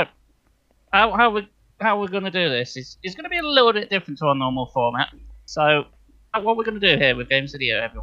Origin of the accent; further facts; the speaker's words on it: United Kingdom; we are British